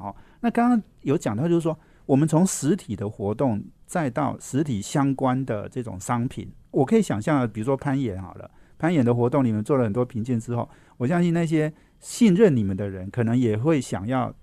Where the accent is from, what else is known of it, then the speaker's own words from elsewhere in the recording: Taipei, Taiwan; 我们台北人压力一定很大啦